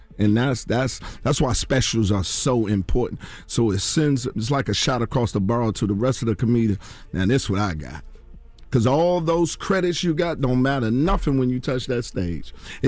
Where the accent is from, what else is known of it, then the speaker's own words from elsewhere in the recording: Washington, District of Columbia, United States; My hometown, Washington, D.C.